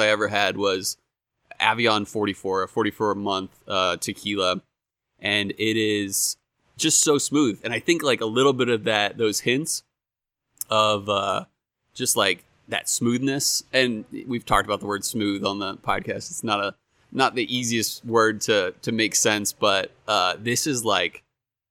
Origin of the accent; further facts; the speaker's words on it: Philadelphia, Pennsylvania, United States; moved away as an adult; now in Arizona, United States; where I grew up in Philadelphia